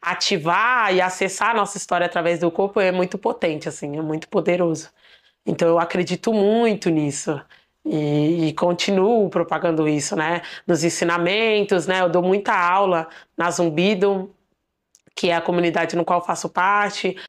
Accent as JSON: {"language": "Portuguese", "town": "Diadema", "region": "São Paulo", "country": "Brazil", "tie": "born or raised there", "said": "Eu sou de Ademense, Nasci aqui na periferia de São Paulo"}